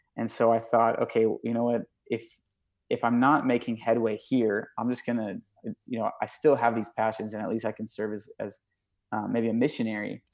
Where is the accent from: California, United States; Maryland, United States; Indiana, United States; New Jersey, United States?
California, United States; Thousand Oaks; growing up in, in California